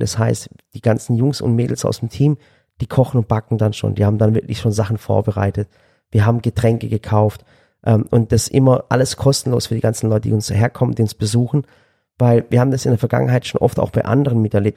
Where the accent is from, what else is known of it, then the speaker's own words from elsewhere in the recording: Swabia, Germany; als Schwabe